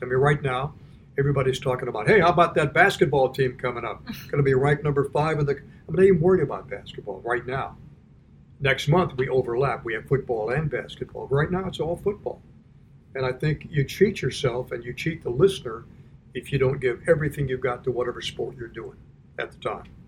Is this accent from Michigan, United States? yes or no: no; Miami, Florida, United States; moved away as an adult; also born or lived in Perry, Georgia / Rochester, New York / Cleveland / New York; now in Washington, United States; I grew up in Miami, Florida